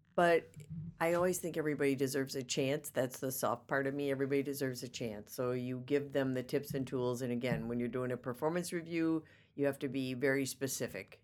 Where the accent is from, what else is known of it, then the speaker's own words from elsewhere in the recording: Racine, Wisconsin, United States; I was born and raised in Racine, Wisconsin.